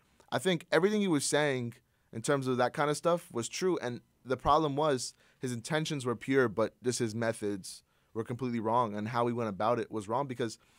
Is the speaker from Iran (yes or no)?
yes; Iran; I'm Iranian.